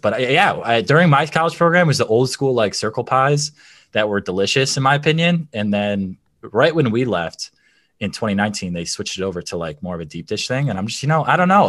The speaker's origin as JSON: {"language": "English", "region": "Michigan", "country": "United States", "tie": "born or raised there", "said": "we grew up in Michigan, an Italian family"}